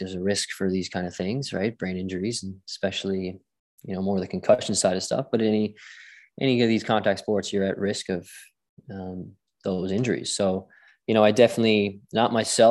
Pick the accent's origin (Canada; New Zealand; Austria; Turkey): Canada; St. John's, Newfoundland and Labrador; also born or lived in Glasgow, Scotland; I grew up here in St. John's, Newfoundland